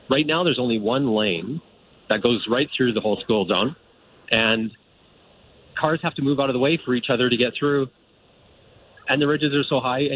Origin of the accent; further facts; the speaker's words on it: Calgary, Alberta, Canada; I've been in Woodbine for 5 years, and I grew up in Calgary